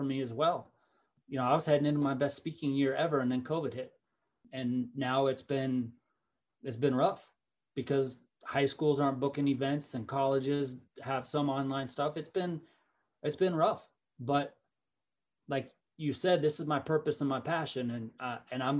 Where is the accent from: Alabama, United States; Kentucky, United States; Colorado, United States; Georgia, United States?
Colorado, United States; Fort Collins; I was from Fort Collins